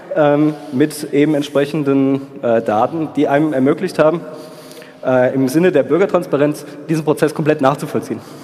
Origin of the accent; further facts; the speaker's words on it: Darmstadt, Hesse, Germany; ich komme aus Darmstadt, deswegen Hessen